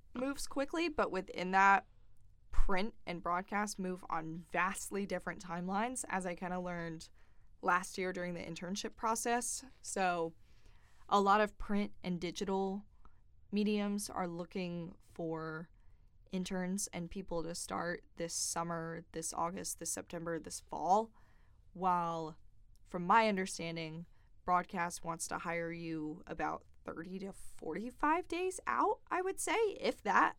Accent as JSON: {"language": "English", "town": "Greenville", "region": "South Carolina", "country": "United States", "tie": "born or raised there", "said": "I'm actually from Greenville, and I grew up watching W Y F F four"}